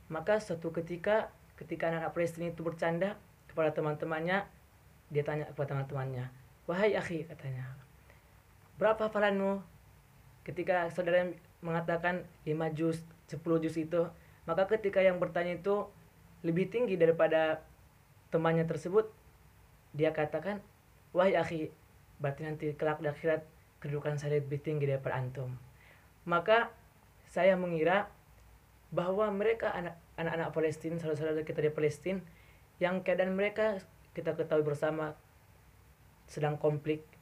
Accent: Gunung Tua, North Sumatra, Indonesia; Aslinya saya dari Gunung Tua, Kabupaten Paluta, Padang Lawas Utara, Kota Medan

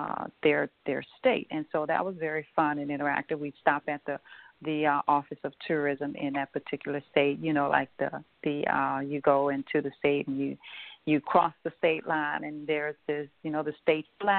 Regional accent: Louisiana, United States; here in Louisiana, Baton Rouge, and in my hometown as well

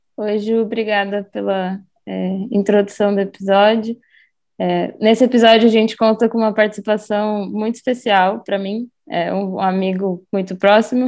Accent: Foz do Iguaçu, Paraná, Brazil; a gente cresceu em Foz

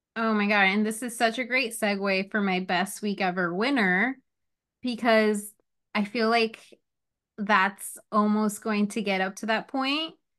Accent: New Jersey, United States; I am from North Jersey

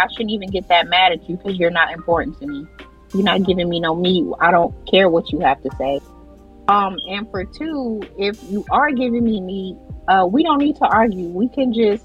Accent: the South, United States; I'm from the South

